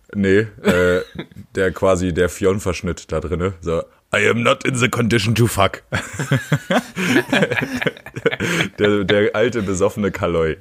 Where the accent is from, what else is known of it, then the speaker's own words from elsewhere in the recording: northwestern Harz, Lower Saxony, Germany; moved away; ich komme aus dem Nordwestharz, von der Nordwestspitze.